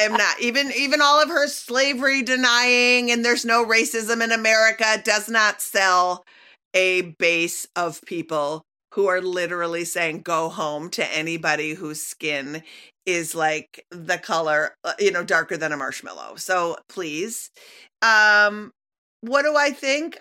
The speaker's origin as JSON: {"language": "English", "region": "Minnesota", "country": "United States", "tie": "born or raised there", "said": "growing up in Minnesota"}